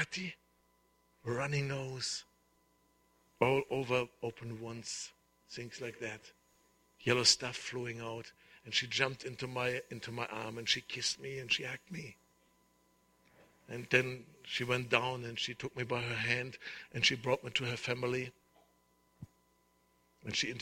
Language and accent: English; Germany; When I grew up in Germany and I gave my life to Jesus